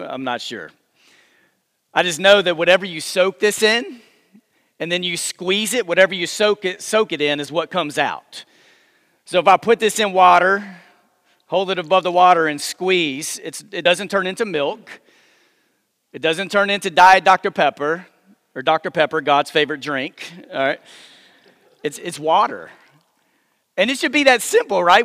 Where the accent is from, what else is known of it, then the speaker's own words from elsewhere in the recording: Texas, United States; moved away as an adult; now in Memphis, United States; I grew up first twenty-seven years of my life. I lived in Texas, but I've lived in Memphis now for a few years with my wife